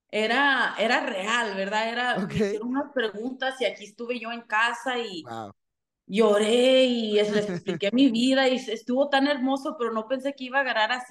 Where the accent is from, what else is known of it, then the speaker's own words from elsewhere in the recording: United States; me encanta ser mexicana y aunque aquí yo nací en los Estados Unidos, sí representando los dos países